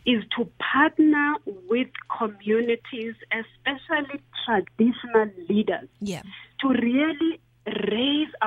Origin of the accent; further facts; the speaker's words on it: Grahamstown, Eastern Cape, South Africa; I grew up in Grahamstown.